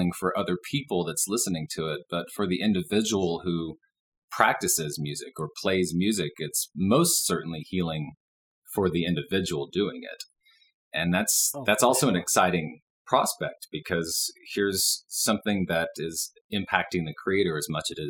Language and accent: English; Dallas, Texas, United States; moved away as an adult; now in Boulder, United States; I was born and raised in Dallas and lived there for 38 years